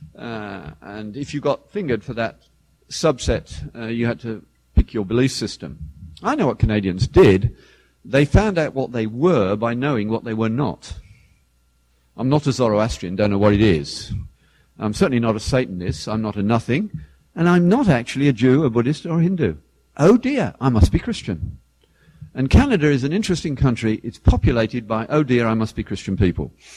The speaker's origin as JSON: {"language": "English", "area": "the British equivalent of Detroit", "region": "England", "country": "United Kingdom", "tie": "born or raised there", "said": "I grew up in the British equivalent of Detroit"}